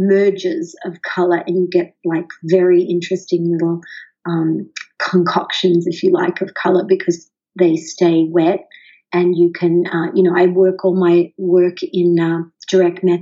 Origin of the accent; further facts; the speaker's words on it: Sydney, New South Wales, Australia; moved away as an adult; now in San Diego, United States; I was born in Sydney. I'm an Aussie, and I have lived half of my life in Australia and half of it over here in the United States, specifically in San Diego.